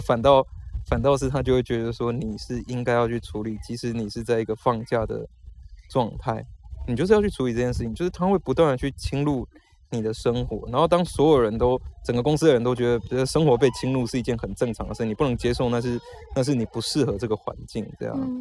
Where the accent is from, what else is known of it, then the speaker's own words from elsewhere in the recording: Taiwan; moved away as an adult; 我小时候在台湾长大的时候